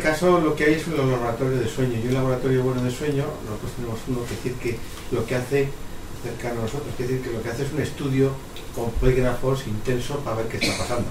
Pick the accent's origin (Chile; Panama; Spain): Spain; Basque Country; en mi País Vasco